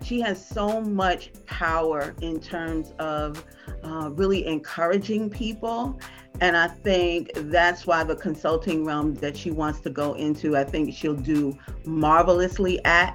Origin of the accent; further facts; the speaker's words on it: New York City, New York, United States; I am from New York City.